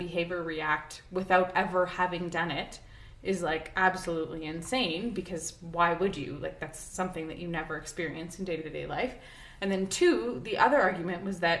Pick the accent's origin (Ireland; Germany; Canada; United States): Canada; I'm a Canadian who grew up with no guns